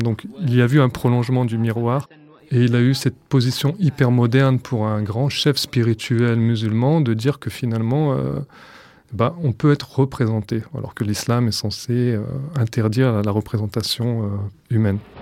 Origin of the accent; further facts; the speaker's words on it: France; J'ai 37 ans, je suis né en France